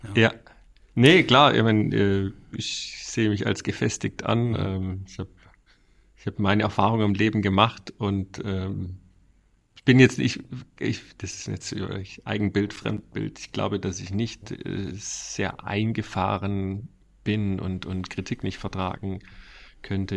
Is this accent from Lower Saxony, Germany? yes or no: no; Reutlingen, Baden-Württemberg, Germany; accent: Swabian; moved away as an adult; also born or lived in Stuttgart; now in Ostfildern, Germany; ich komme aus der Reutlingen, Reutlinger Metzinger Ecke, da bin ich mhm. aufgewachsen